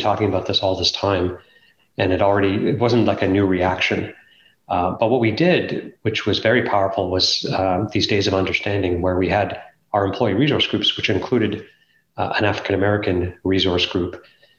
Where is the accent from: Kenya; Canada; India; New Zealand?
Canada; growing up in Canada, or let's call it America, because Canada's not that different culturally than the United States, because I grew up here